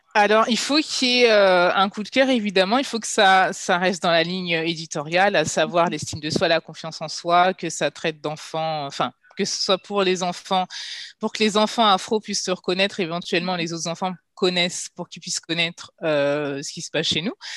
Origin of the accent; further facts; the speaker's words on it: Guadeloupe; also born or lived in Paris region, France; now in Ghana; étant guadeloupéenne